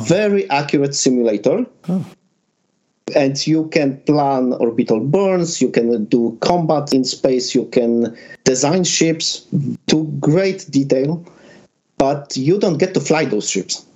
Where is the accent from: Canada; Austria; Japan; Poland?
Poland; I'm from Benjin, Poland